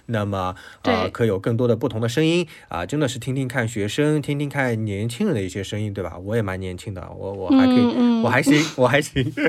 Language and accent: Chinese; China; 其实他们有很多的这种口音，但我觉得我们中国人特特别介意口